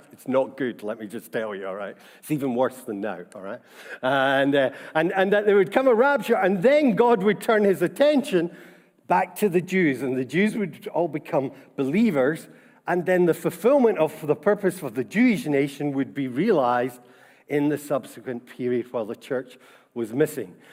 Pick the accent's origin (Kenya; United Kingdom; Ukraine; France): United Kingdom; Scotland; being Scottish and about our Presbyterian tradition and heritage